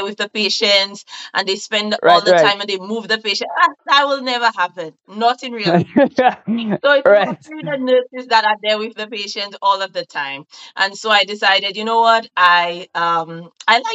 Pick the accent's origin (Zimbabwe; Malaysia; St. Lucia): St. Lucia; moved away as an adult; now in United Kingdom; I'm from St. Lucia, but I currently live in the UK. It's 3 years now